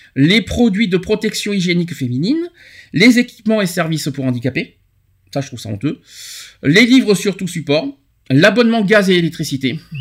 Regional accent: France; chez nous en France

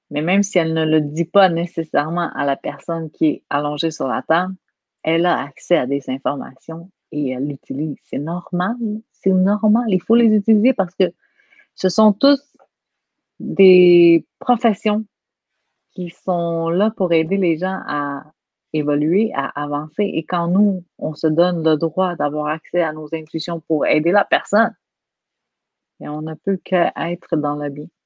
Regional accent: Quebec, Canada; accent: Quebec; Quand je parle en France, j'ai un accent du Québec. Donc, moi, je suis habituée, j'ai un accent, point.

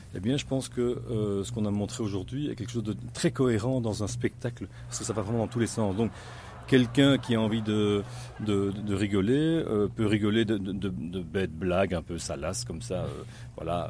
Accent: Belgium

